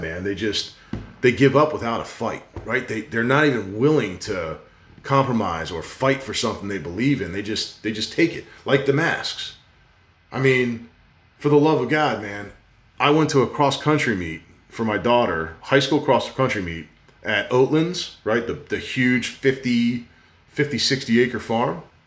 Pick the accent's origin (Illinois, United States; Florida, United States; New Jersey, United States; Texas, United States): New Jersey, United States; growing up in New Jersey